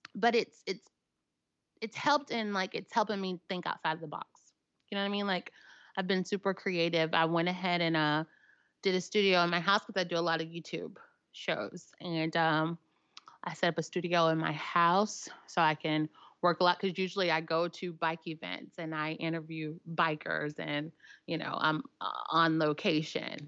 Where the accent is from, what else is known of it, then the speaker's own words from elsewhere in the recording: Nashville, Tennessee, United States; accent: southern; I'm from Nashville, Tennessee